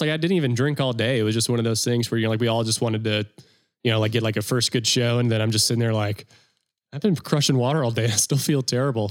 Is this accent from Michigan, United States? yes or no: no; North Carolina, United States; I'm from North Carolina